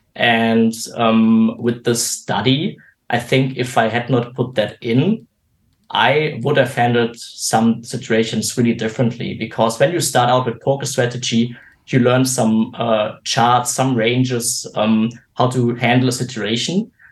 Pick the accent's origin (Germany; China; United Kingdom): Germany; I'm 29 years old and uh, from Germany